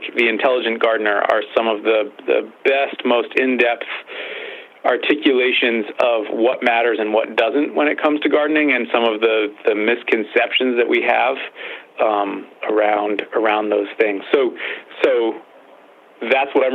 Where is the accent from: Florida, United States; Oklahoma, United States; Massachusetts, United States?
Massachusetts, United States; Western; I grew up in Western Massachusetts. I still live in Western Massachusetts